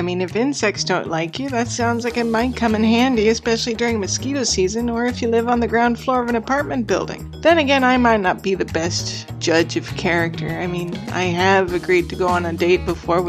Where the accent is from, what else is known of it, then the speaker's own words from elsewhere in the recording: United States; now in England; I'm American